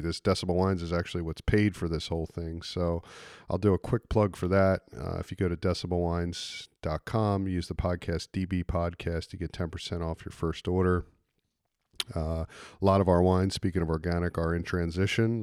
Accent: East Coast, United States; I grew up on the East Coast

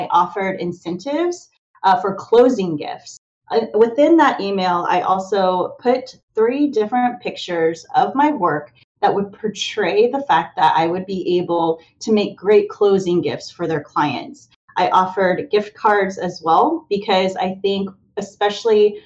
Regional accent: Kansas City, Missouri, United States; moved away as an adult; now in near Baltimore, United States; I was originally from the Missouri area, Kansas City

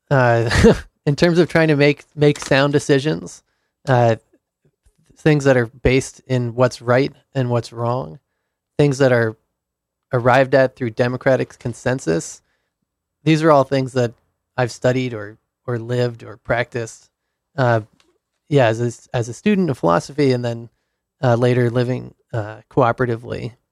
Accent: Providence, Rhode Island, United States; Rhode Island.

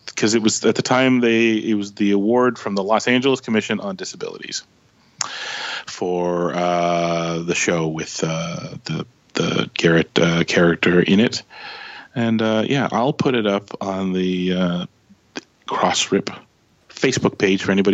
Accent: Canada

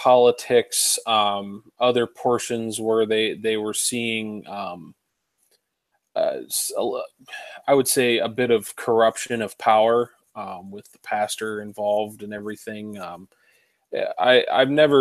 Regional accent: Warren, Ohio, United States; I'm from the Warren, Ohio area. Warren, Ohio is just a little bit south of Cleveland. For people that aren't familiar with the Ohio area, I born and raised there

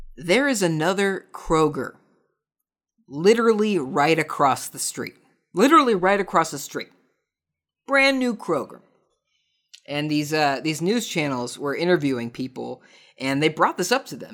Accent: United States; I'm an American

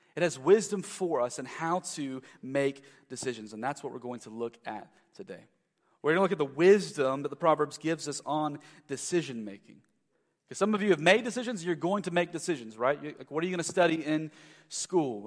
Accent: South Carolina, United States; moved away as an adult; also born or lived in Louisville, Kentucky; I'm from South Carolina

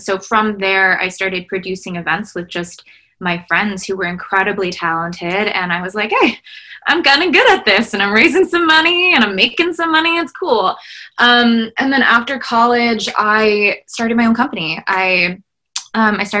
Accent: United States; I am a daughter of immigrants and refugees. I'm a first generation Vietnamese Laos American.

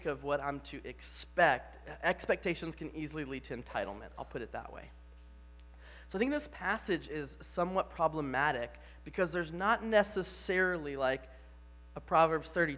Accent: the Bible Belt, Southern United States, United States; moved away; I grew up in the Bible Belt

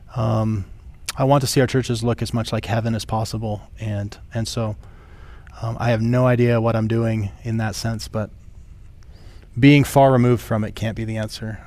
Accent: rural South Dakota, United States; I grew up in South Dakota, like like rural South Dakota

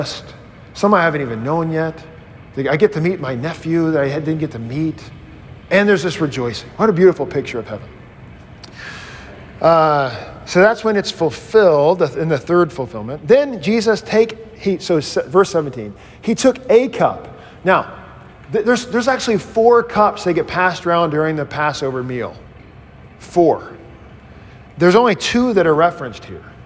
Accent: Mississippi, United States; I grew up in Mississippi in Baptistville

